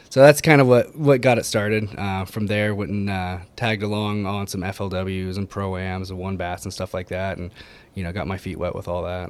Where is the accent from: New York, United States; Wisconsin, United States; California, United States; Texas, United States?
California, United States; Ojai; born and raised in Ojai